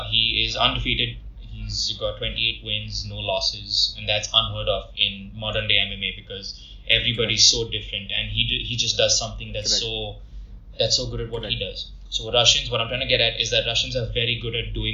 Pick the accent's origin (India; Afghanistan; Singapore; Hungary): India